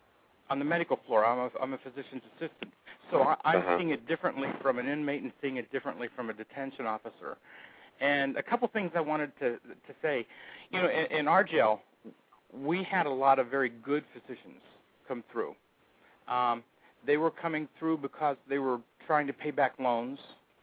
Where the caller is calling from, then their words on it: Phoenix, Arizona, United States; I'm from Phoenix, Arizona.